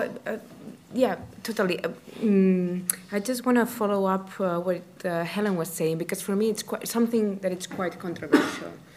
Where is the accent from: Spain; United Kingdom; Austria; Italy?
Spain; English is a second language; I'm coming from Spain